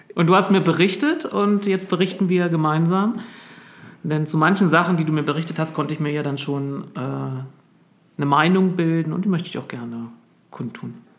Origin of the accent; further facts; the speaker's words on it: East Germany, Germany; moved away; als Ostdeutscher